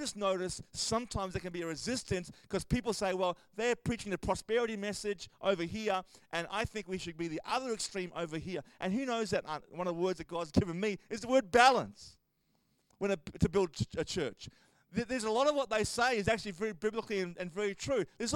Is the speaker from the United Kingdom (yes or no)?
no; Australia